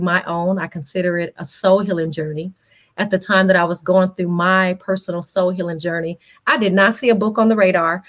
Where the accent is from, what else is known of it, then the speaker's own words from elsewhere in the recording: Las Vegas, Nevada, United States; I'm born and raised in Las Vegas.